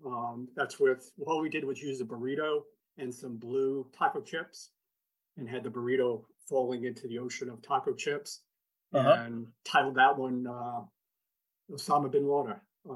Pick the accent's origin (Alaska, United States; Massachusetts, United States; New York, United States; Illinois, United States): Massachusetts, United States; Fall River; moved away; also born or lived in Washington, D.C.; I grew up in Massachusetts, in Fall River, Massachusetts, most famous for Lizzie Borden's 40 and 41 Wax.